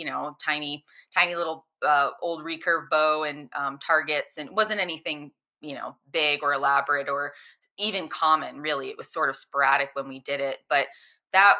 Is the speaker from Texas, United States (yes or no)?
no; Florida, United States; moved away; I grew up in Florida where it's hot and humid all the time